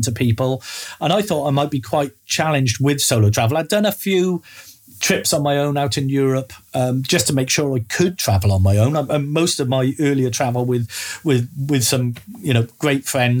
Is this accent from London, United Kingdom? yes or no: no; Wales, United Kingdom; I come from Wales, and everything we have from the government is bilingual.